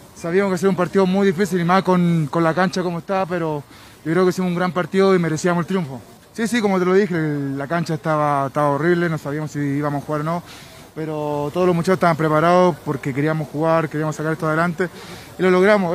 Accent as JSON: {"language": "Spanish", "country": "Chile"}